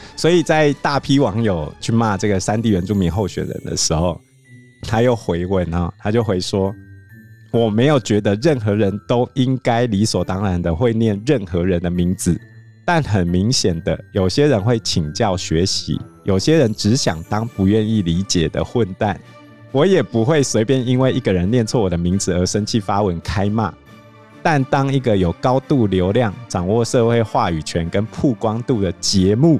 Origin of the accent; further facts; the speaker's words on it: Hsinchu, Taiwan; 我们新竹人